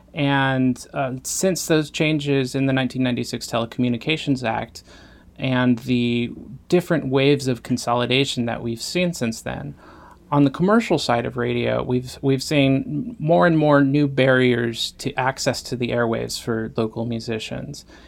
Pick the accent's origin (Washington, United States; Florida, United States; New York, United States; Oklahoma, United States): Washington, United States; Yakima; my hometown, Yakima, Washington